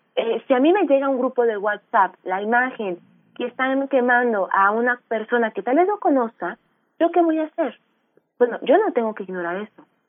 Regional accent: Aguascalientes, Mexico; yo soy de Aguascalientes

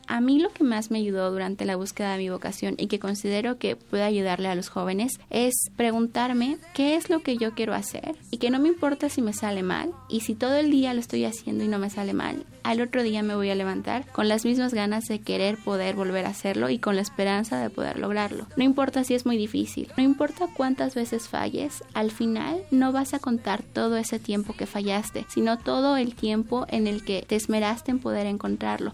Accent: Mérida, Yucatán, Mexico; Nací en Mérida, Yucatán, el 21 de enero de 1998

